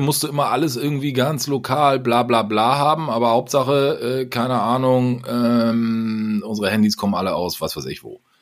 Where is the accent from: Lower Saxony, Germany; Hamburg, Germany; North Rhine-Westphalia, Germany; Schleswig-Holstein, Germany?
Hamburg, Germany; moved away as an adult; now in Rommerskirchen, Germany; du bist halt gebürtiger Hamburger